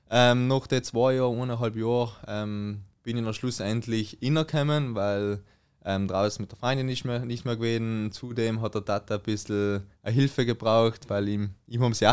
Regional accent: Trentino-Alto Adige, Italy; jetzt komm ich mal zur Better Version in Südtirol, mein Heimatland.

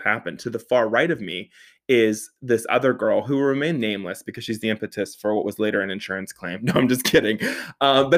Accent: Pittsburgh, Pennsylvania, United States; So I grew up in the South Hills of Pittsburgh. So shout out 412, born and bred, makes me a Yinzer

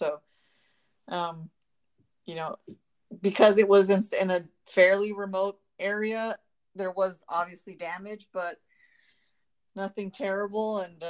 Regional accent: Montebello, California, United States; growing up in Montebello, like, earthquakes were a part of my childhood.

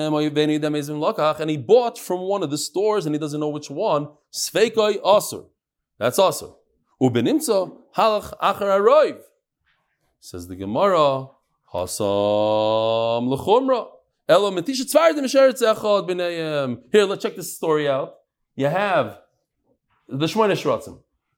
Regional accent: Bnei Brak, Central District, Israel; I grew up in Bnei Brak.

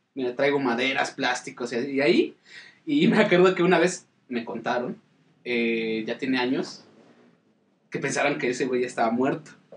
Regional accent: Mexico City, Mexico; Denzel y yo venimos de Iztapalapa, del Cerro de la Estrella

